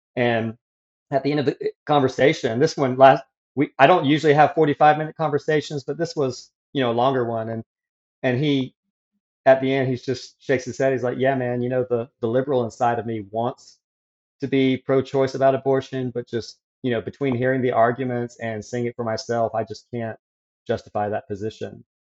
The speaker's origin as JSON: {"language": "English", "area": "near Atlanta", "region": "Georgia", "country": "United States", "tie": "born or raised there", "also_born_or_lived": "South Carolina", "moved": "as an adult", "said": "I grew up near Atlanta, Georgia, in a Christian homeschool family"}